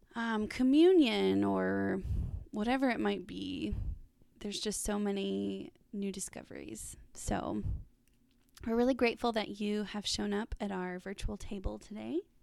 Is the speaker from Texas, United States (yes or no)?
yes; Dallas, Texas, United States; moved away as an adult; now in Arkansas, United States; I grew up in Dallas and lived there pretty recently